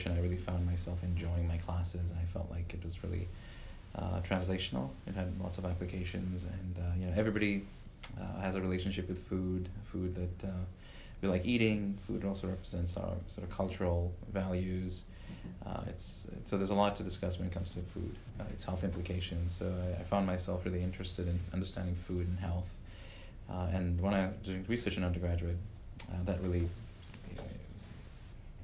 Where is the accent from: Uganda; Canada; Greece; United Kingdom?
Uganda; moved away as an adult; also born or lived in Louisiana, United States; now in Illinois, United States; Before that, I lived in Africa. I grew up in Uganda all the way through high school